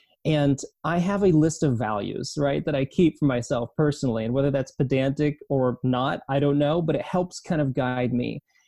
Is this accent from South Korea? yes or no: yes; South Korea; born there; also born or lived in East Asia; I was born in South Korea. My passport country, though, is the United States. So I'm a United States citizen, but I spent many years growing up in East Asia.